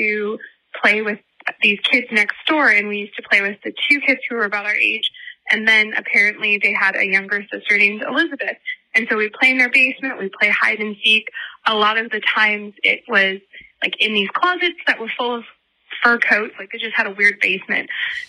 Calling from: Toronto, Ontario, Canada; I'm from Toronto

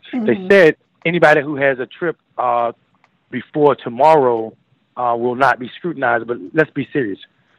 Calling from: Little Rock, Arkansas, United States; Arkansas. Little Rock, Arkansas.

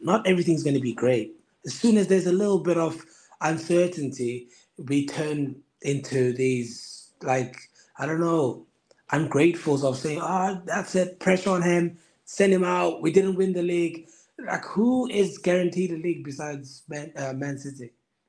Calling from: Kendal, North West England, United Kingdom; I'm in the Lake District, Kendall.

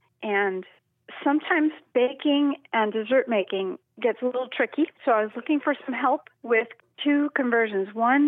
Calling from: the Palouse, Washington, United States; Calling from out on the Palouse in northeastern Washington State.

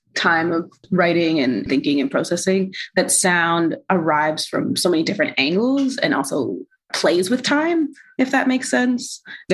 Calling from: Toronto, Ontario, Canada; I use she, her pronouns. And I'm calling in from Tacaronto, Dish With One Spoon Treaty Territory, the original lands of the Anishinaabe, Haudenosaunee, Hero Wendat, Mississauga is the new credit.

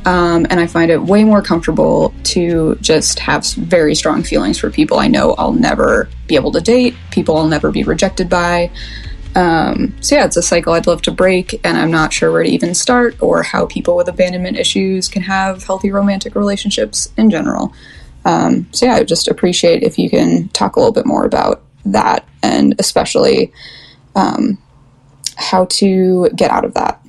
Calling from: Portland, Oregon, United States; I'm 29. I'm calling from Portland, Oregon

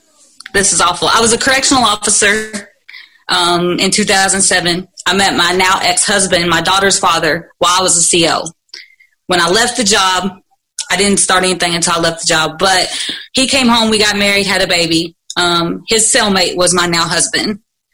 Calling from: Louisville, Kentucky, United States; Louisville, Kentucky.

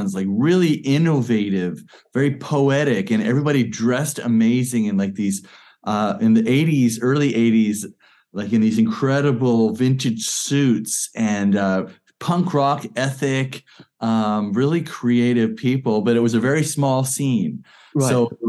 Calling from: Hebden Bridge, Yorkshire and the Humber, United Kingdom; I'm beaming in from West Yorkshire, UK, up here in Hebden Bridge.

